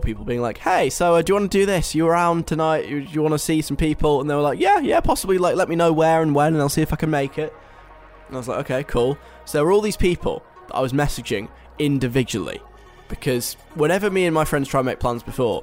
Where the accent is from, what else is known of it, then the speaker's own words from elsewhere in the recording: London, United Kingdom; moved away; I'm at home this week in London